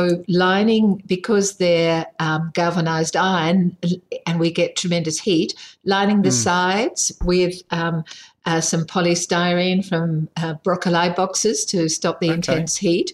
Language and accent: English; Sydney, New South Wales, Australia; now in South Australia, Australia; I grew up in Sydney